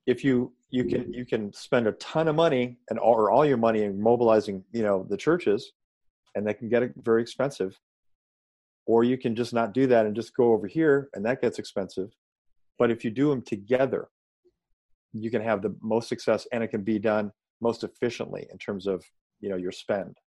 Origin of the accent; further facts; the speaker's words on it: Chicago, Illinois, United States; moved away as an adult; also born or lived in Atlanta, Georgia / Baltimore; I grew up in Chicago